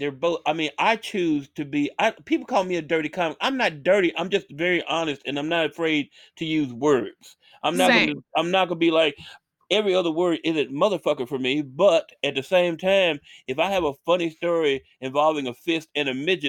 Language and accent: English; Memphis, Tennessee, United States; I'm from Memphis, Tennessee